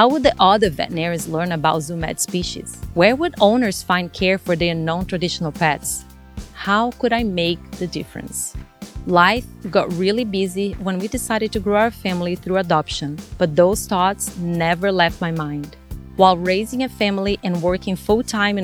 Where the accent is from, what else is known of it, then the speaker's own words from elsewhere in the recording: Brazil; English is a second language; moved away as an adult; now in United States; English, it's not my first language. I was born and raised in Brazil.